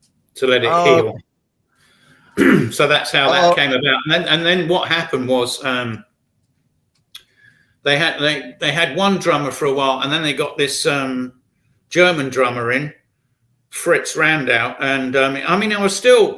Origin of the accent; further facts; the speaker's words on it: Brighton, South East England, United Kingdom; based in my hometown, Brighton, in England.